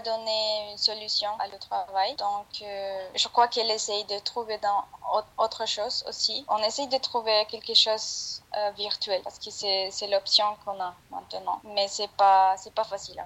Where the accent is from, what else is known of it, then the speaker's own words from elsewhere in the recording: Bogotá, Bogotá Capital District, Colombia; French is a second language; now in Cartagena, Colombia; je suis pas d'ici, je suis de Bogota